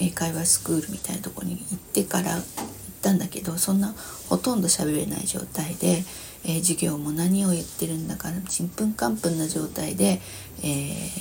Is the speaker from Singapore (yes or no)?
no; Vientiane, Vientiane Prefecture, Laos; born there; 私あの海外で生まれてるんだけれども、えー、そうそれもまあショッキングなんですけどね、えー、そう50年前に、ラオスのビエンチャンっていう国で生まれたんだけれども53年前か